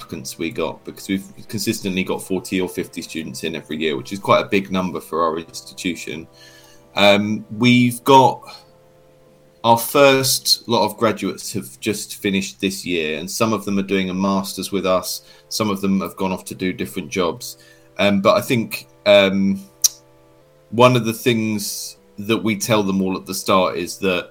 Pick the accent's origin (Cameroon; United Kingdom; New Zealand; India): United Kingdom; I'm from the United Kingdom